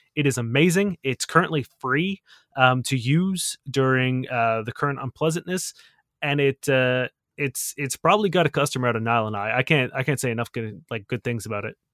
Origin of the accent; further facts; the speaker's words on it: Canada; you're talking to a Canadian